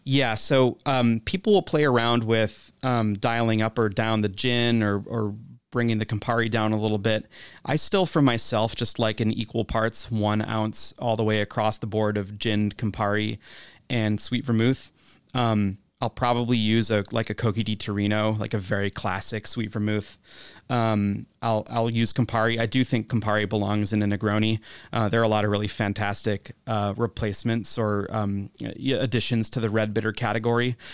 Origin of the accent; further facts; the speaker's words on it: Wisconsin, United States; I'm from Wisconsin